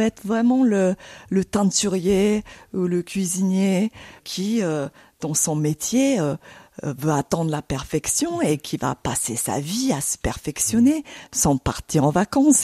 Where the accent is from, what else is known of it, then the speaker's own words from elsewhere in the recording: Tokyo, Japan; French is a second language; moved away as an adult; now in Paris, France; redeviens tokyoïte, comme si j'avais jamais quitté ma ville natale